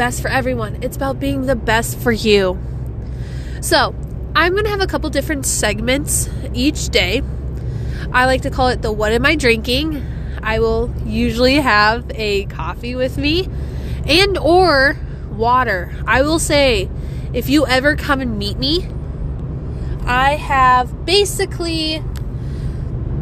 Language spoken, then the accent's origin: English; South Dakota, United States; Growing up, I didn't have a Scooters until I was in high school, and then it came to my hometown